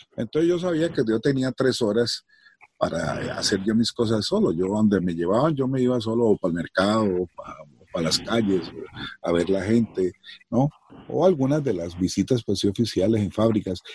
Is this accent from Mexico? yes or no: no; Cali, Valle del Cauca, Colombia; also born or lived in Sonsón, Antioquia; Yo soy de origen antioqueño, nacido en Cali, pero mi papá y mis abuelos venían de Sonsón, de esa colonización antioqueña